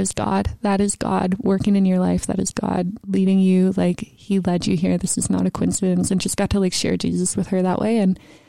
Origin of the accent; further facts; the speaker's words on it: Mississauga, Ontario, Canada; also born or lived in Toronto; now in Peterborough, Canada; I was born in Toronto, grew up in Mississauga, and lived there most of my life until I went to university here in Peterborough.